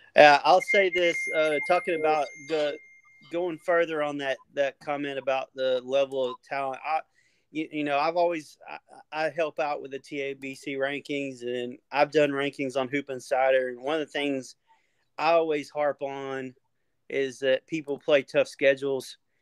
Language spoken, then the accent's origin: English; East Texas, United States; I'm from East Southeast Texas, East Texas